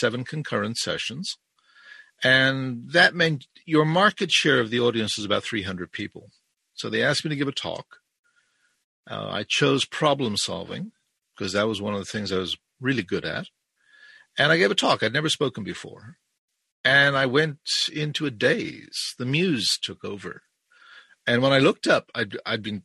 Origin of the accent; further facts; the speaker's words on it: Ireland; also born or lived in South Africa; now in Brampton, Canada; I was born in South Africa. I was raised in Ireland and I live in Canada since about 1971.